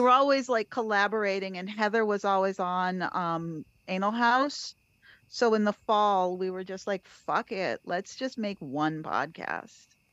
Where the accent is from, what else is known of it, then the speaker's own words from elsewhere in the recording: Cape Cod, Massachusetts, United States; now in Brooklyn, United States; I'm from Cape Cod originally. I live in Brooklyn now